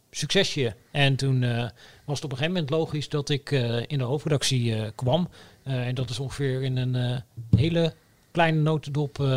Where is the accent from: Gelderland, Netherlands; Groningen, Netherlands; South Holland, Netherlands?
Gelderland, Netherlands; Oldebroek; ik kom uit Olderbroek, een dorpje in de Bijbelbelt